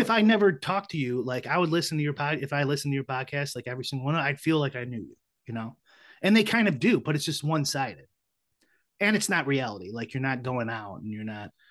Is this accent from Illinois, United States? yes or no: yes; Chicago, Illinois, United States; I'm from Chicago, so I have you know minority friends, but I have a lot of white friends, you know, growing up and stuff too